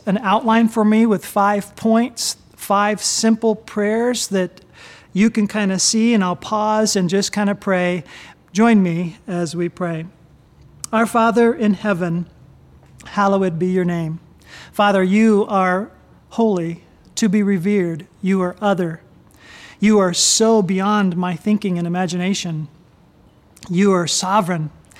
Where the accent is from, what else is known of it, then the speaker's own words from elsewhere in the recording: Japan; I grew up in Japan. My parents were missionaries.